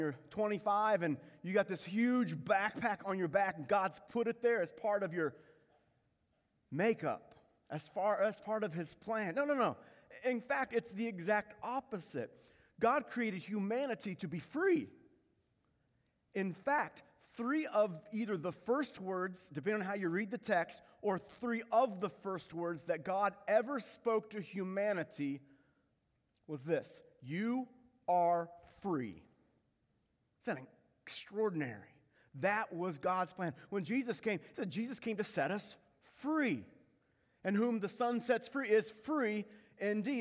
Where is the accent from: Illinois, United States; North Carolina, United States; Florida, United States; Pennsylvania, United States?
Florida, United States; Pensacola; I was born in Pensacola, Florida